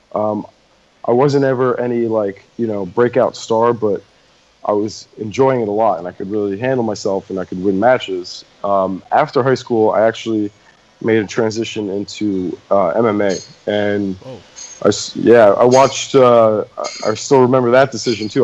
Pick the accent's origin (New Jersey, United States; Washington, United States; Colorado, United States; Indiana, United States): New Jersey, United States; I went to uh, Colonial High School out in Jersey